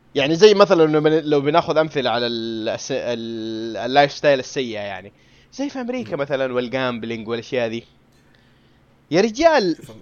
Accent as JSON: {"language": "Arabic", "country": "Saudi Arabia", "said": "هنا عندنا في السعوديه"}